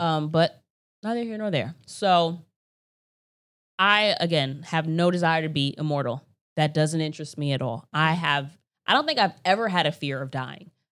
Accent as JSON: {"language": "English", "country": "United States", "said": "I'm American"}